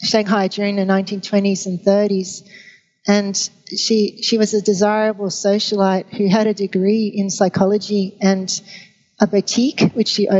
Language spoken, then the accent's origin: English; Brisbane, Queensland, Australia; when I was growing up in Brisbane